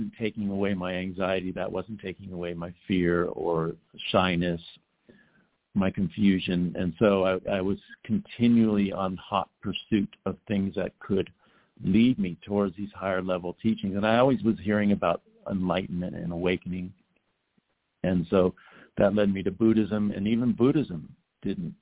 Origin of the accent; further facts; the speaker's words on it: Los Angeles, California, United States; growing up in Los Angeles